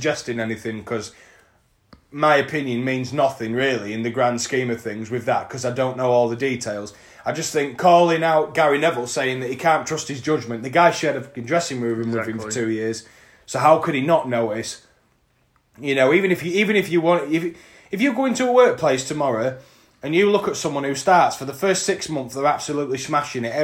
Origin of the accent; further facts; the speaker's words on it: Scunthorpe, Yorkshire and the Humber, United Kingdom; we are from Scunthorpe, which is a steel-making town in North East North Lincolnshire.